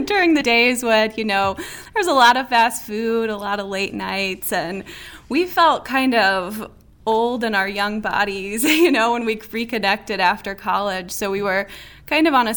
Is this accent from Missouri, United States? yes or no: yes; St. Louis, Missouri, United States; we are from St. Louis